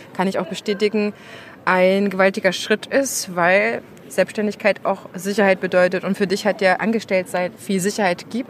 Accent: Thuringia, Germany; moved away; aus meiner alten Heimat Thüringen Erfurt, Jena und Umgebung

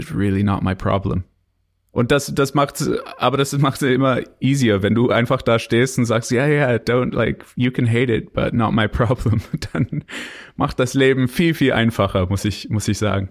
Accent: Canada; German is a second language; now in Germany; bin ich Kanadier

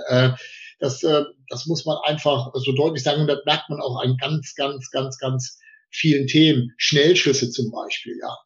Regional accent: Potsdam, Brandenburg, Germany; als Potsdamer Junge

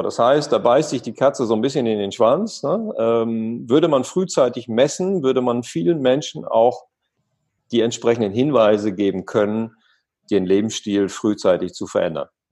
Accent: East Frisia, Lower Saxony, Germany; Ich bin an der Nordsee groß geworden, da gibt es halt Wind

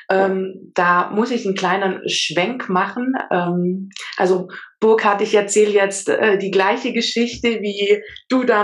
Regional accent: Auletta, Campania, Italy; German is a second language; now in Germany; ich lebe in Süddeutschland in der Nähe vom Bodensee. Ursprünglich komme ich allerdings aus Süditalien, um genau zu sein, aus Auletta. Das ist ein kleines Dörfchen.

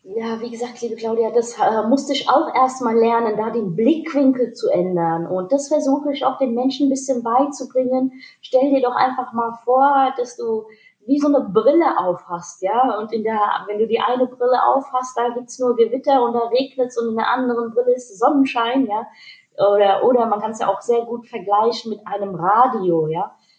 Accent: Hanau, Hesse, Germany; Meine Eltern sind aus Pakistan. Ich bin in Deutschland geboren, im wunderschönen Hanau

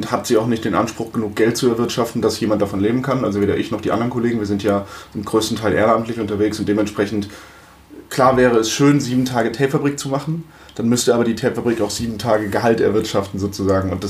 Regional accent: Frankfurt, Hesse, Germany; also born or lived in Limburg an der Lahn / Wiesbaden; ich bin tatsächlich born and raised in Frankfurt

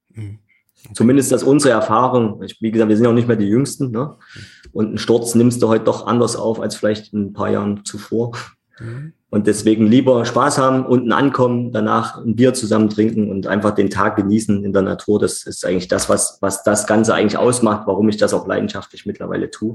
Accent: Leipzig, Saxony, Germany; ich bin in Leipzig geboren und auch nicht wieder äh, weggezogen, sondern hier geblieben und äh, ja, bin gebürtiger und Wunsch-Leipziger

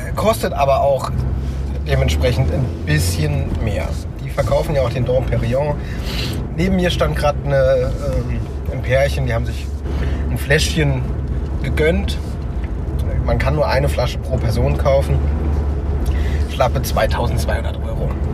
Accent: Germany; als Deutscher

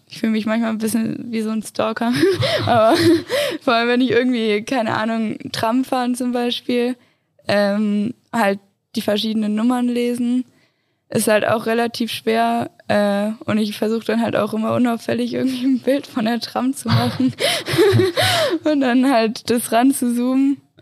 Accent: Göttingen, Lower Saxony, Germany; now in Innsbruck, Austria; Aus Göttingen, also voll weit oben

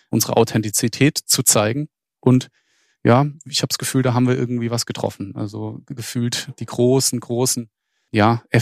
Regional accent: Freiburg, Baden-Württemberg, Germany; Ich selbst bin ja nicht mal Schwabe, sondern bin Badner. Ich komme ursprünglich aus Freiburg.

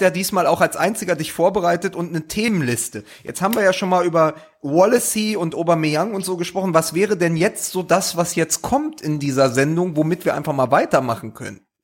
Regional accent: Berlin, Germany; ich auch als Berliner

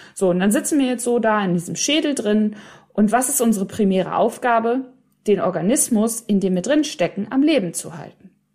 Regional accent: Hiddenhausen, North Rhine-Westphalia, Germany; moved away; also born or lived in England; Meine Heimat ist ein Dorf, das heißt Hiddenhausen

